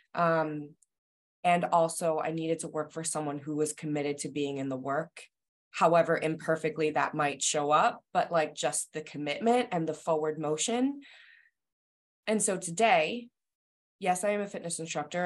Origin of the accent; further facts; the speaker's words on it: New Jersey, United States; now in Massachusetts, United States; I am from New Jersey originally, so I live in Massachusetts now in in a suburb outside of Boston.